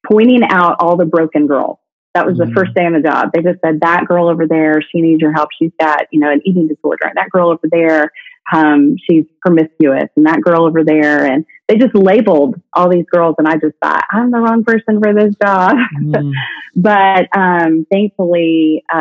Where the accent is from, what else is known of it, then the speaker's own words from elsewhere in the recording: the North, United States; now in Brentwood, Tennessee, United States; I'm from the North